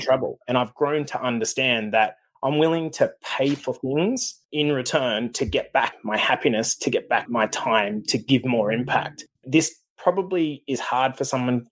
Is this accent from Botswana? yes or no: no; Australia; moved away as an adult; now in Canada; Australia, even though I'm in Canada, because that's where I came from